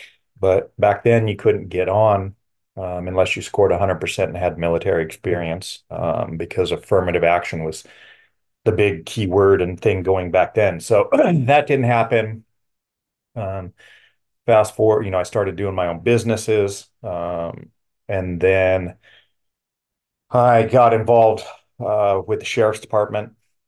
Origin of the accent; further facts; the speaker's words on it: Los Angeles, California, United States; born there; So I was born in Los Angeles, California.